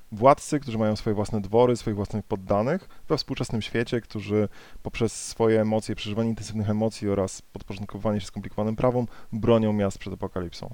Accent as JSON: {"language": "Polish", "country": "Poland", "said": "z mojej polskiej perspektywy"}